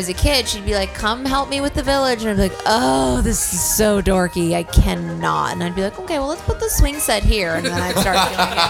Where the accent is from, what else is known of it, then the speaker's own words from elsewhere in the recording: California, United States; moved away; I'm an only child, so Christmas for me was, like, you know, not as, and plus I grew up in California